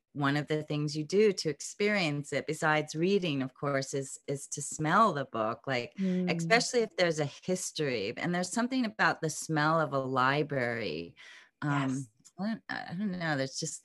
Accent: Pensacola, Florida, United States; born there; So I was born in Pensacola, Florida, but I was born into a military family. So we moved around quite a bit

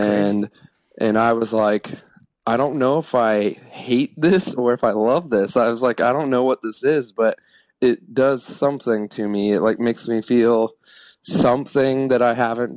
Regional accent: Kettering, Ohio, United States; moved away as an adult; also born or lived in Oceanside, California / Las Vegas / Arizona; now in Los Angeles, United States; I grew up in Dayton, Ohio in a suburb called Kettering

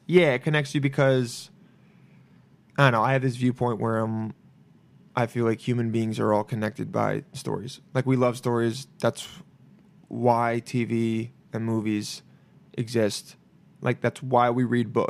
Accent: Los Angeles, California, United States; I was born here, but I grew up in L

